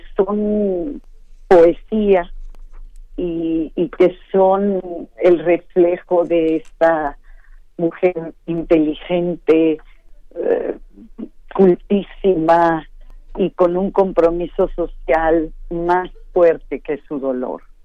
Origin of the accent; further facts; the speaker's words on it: Mérida, Yucatán, Mexico; Yo nací en Mérida, Yucatán, y todos los que nacemos ahí